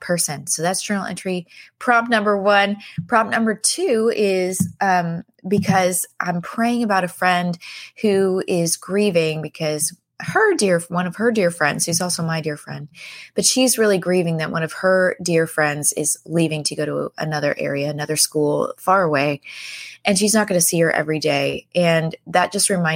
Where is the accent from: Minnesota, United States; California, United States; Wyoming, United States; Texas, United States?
California, United States; San Diego; I'm from San Diego. That's where my mom and my brothers and I live